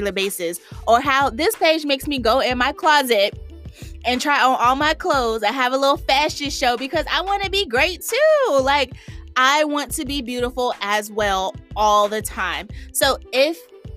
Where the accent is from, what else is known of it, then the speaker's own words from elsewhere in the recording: the South, United States; moved away as an adult; I'm from the South